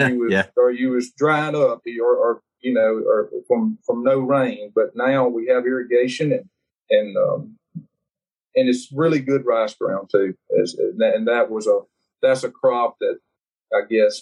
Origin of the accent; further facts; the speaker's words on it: Northeast Louisiana, United States; I'm a farmer from Northeast Louisiana